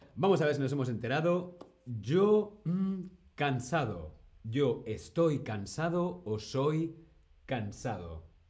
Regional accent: Spain; Yo soy de España

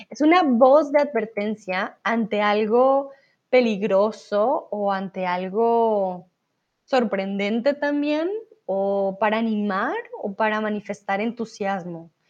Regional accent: Colombia; para aquellos que no saben, soy de Colombia, entonces estuve allí para Navidad

